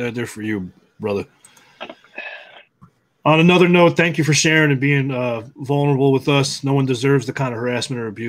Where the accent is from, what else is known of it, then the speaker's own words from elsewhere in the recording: Long Island, New York, United States; moved away; I was born and raised in New York in the city in Long Island